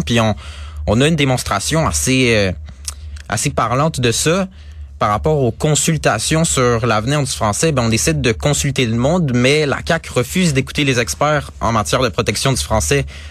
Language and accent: French; Quebec, Canada; en tant que Québécois